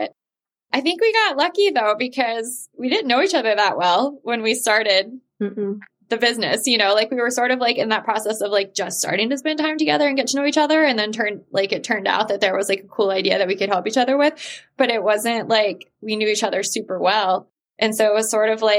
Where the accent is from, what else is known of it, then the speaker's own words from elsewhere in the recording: Mississippi, United States; moved away as an adult; now in New York, United States; I moved to New York City from Mississippi when I was 18